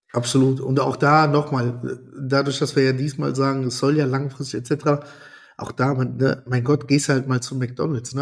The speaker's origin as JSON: {"language": "German", "country": "Italy", "said": "ich bin Italiener"}